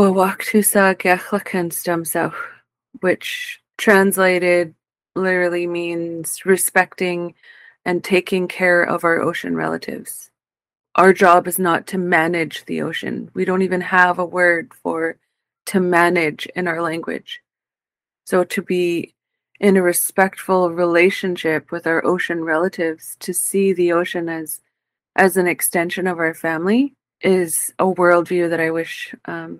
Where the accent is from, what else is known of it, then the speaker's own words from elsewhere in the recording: Bella Bella, British Columbia, Canada; I am Haíɫzaqv from Balabala